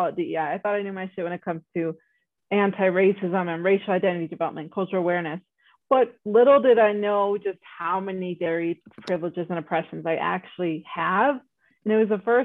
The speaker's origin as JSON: {"language": "English", "town": "South Elgin", "region": "Illinois", "country": "United States", "tie": "born or raised there", "moved": "yes", "lives_now": "Colorado, United States", "said": "I grew up in South Elgin, which is a majority white suburb actually."}